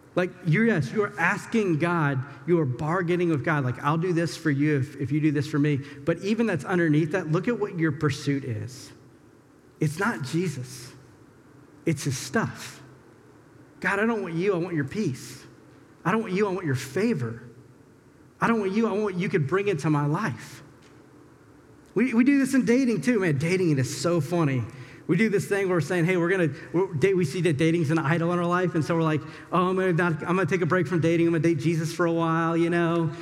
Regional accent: the South, United States; moved away; I'm from the South.

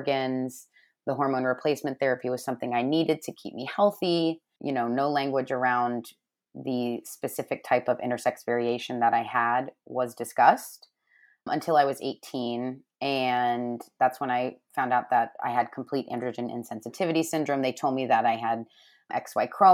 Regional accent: St. Petersburg, Florida, United States; I was born and raised in St. Petersburg, Florida

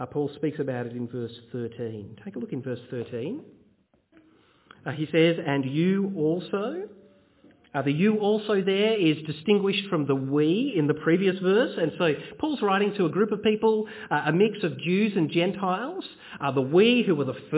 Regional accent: Bendigo, Victoria, Australia; When I was a kid, I grew up in Bendigo in central Victoria.

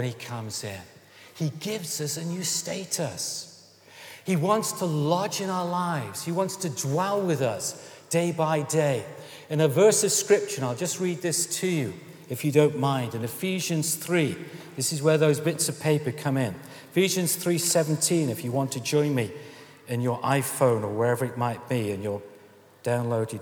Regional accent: Stoke-on-Trent, West Midlands, United Kingdom; I come from Stoke-on-Trent, and I come from a working-class background.

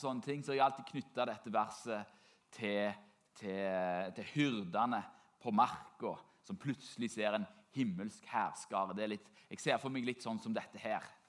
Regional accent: Norway; For meg som nordmann

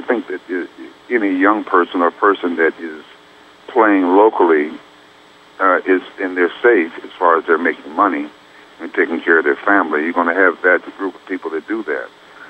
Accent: Youngstown, Ohio, United States; moved away; also born or lived in Montreal / New York / California; when you're born and raised right on the borderline of Ohio and Pennsylvania, about 60 miles south of Lake Erie

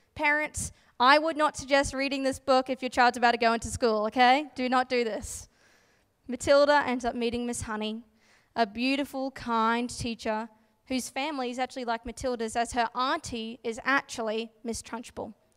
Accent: Gladstone, Queensland, Australia; moved away as an adult; now in Brisbane, Australia; my hometown, Gladstone, central Queensland

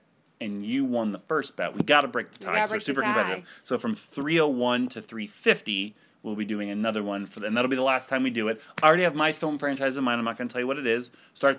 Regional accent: Ohio, United States; born there; moved away; I was born in Ohio, and I moved to Florida, you know, to two meth capitals of the world.

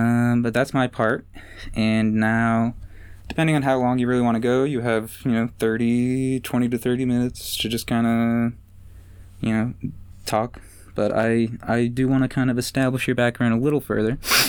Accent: Annapolis, Maryland, United States; we're from Annapolis

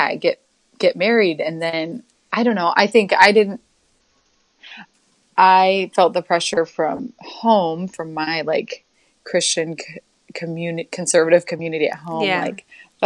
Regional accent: Orting, Washington, United States; also born or lived in Yakima, Washington; So I grew up in Orting, Washington, on a dairy farm, and we moved the farm in middle school to Yakima.

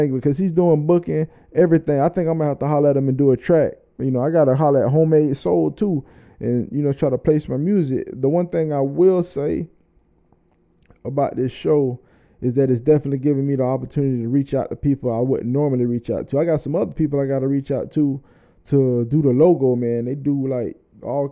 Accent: Florida, United States; I'm from Florida

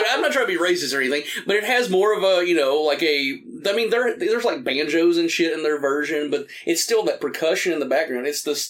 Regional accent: East Tennessee, United States; Growing up in Tennessee, and even though like I'm from East Tennessee

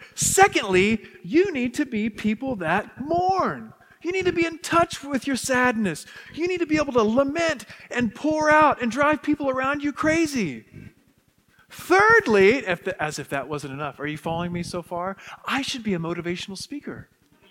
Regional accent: West Texas, United States; where I grew up in West Texas

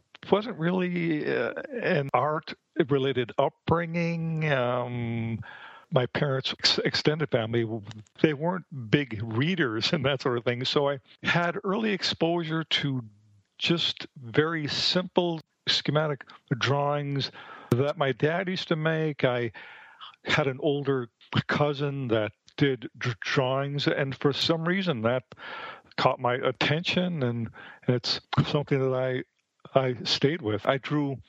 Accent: Milwaukee, Wisconsin, United States; moved away as an adult; now in Phoenix, United States; I'm from the Midwest. I was born and raised in Milwaukee, Wisconsin

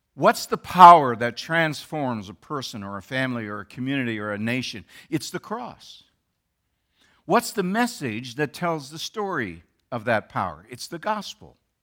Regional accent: Canada; now in United States; They, as I, were born in Canada

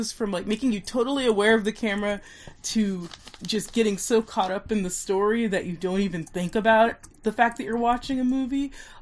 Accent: Nebraska, United States; I'm from Nebraska

